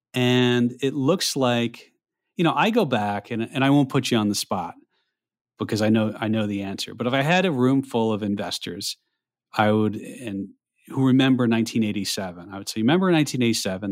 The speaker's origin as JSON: {"language": "English", "region": "New York", "country": "United States", "moved": "yes", "said": "as a New Yorker, former New Yorker, you know, North, Northeast New York area"}